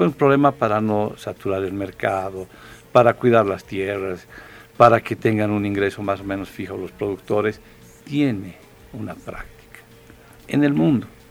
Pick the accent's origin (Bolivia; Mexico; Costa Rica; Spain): Bolivia